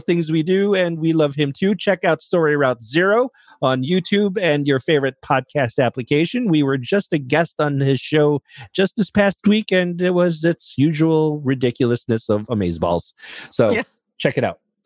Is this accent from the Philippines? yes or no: yes; Philippines; moved away; growing up in the Philippines